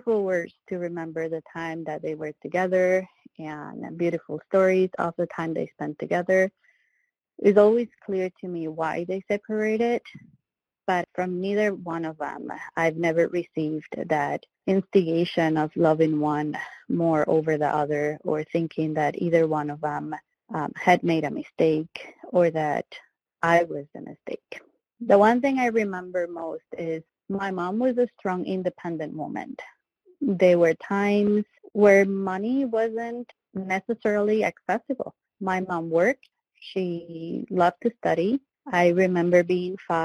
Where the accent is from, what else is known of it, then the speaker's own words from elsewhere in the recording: Venezuela; moved away; I was born in Venezuela